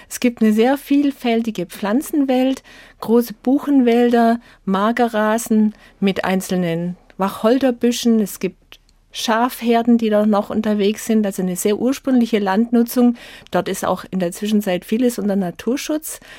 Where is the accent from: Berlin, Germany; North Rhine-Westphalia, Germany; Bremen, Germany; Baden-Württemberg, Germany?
Baden-Württemberg, Germany; ich bin auf der Schwäbischen Alb aufgewachsen, liegt ja da auf der Hand, wenn man da von der rauen Schwäbischen Alb kommt, vielleicht auch so ein bisschen von der Enge den langen Traditionen dort.